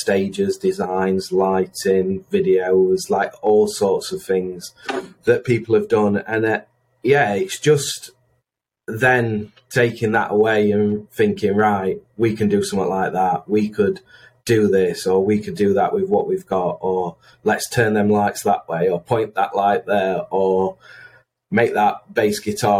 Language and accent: English; Chesterfield, East Midlands, United Kingdom; I'm from Chesterfield, big town, amazing town, big club, big football team.